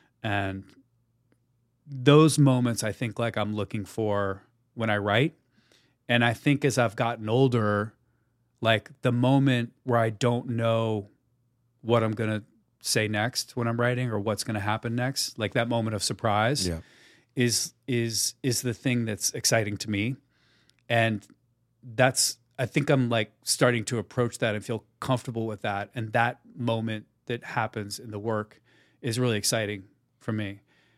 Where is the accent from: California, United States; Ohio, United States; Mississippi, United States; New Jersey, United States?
New Jersey, United States; Look, I'm from New Jersey. I worked at Foot Locker.